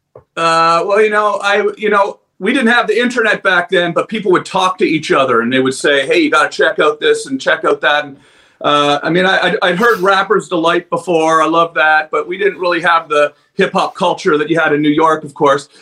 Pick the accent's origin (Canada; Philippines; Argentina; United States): Canada; Ottawa, Ontario; I'm a goofball from Ottawa